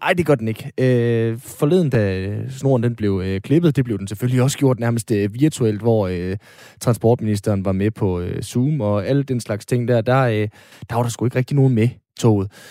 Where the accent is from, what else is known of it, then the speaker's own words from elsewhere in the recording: North Jutland, North Denmark Region, Denmark; jeg er nordjyde